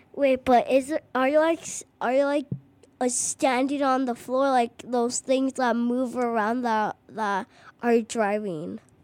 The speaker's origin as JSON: {"language": "English", "town": "Chicago", "region": "Illinois", "country": "United States", "said": "I'm from Chicago"}